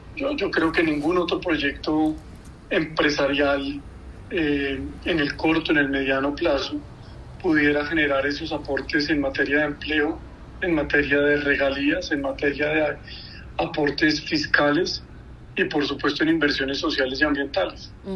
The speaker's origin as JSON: {"language": "Spanish", "country": "Colombia"}